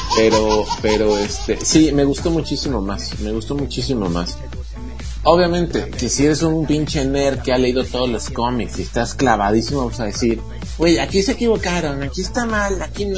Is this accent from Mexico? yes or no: yes; Mexico; nosotros, que somos mexicanos